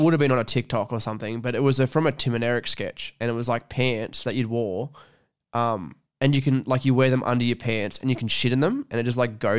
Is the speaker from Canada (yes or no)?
no; Mudgee, New South Wales, Australia; Every time I come from Mudgee to Scone, I bring a bottle of water with me and I drink it on the way